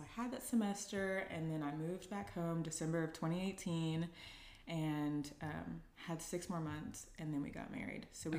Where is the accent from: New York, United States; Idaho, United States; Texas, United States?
Texas, United States; Dallas; also born or lived in Los Angeles, California; I am from Dallas, Texas. My husband and I currently still live in Dallas, Texas, but I went to USC in Los Angeles, California for undergrad